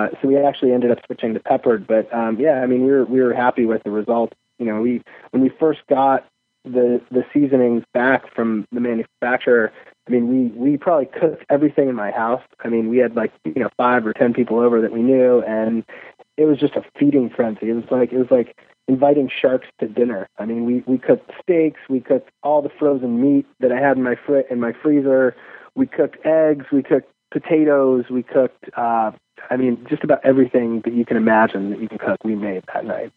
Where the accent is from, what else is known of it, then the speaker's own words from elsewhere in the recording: Chicago, Illinois, United States; I'm from Chicago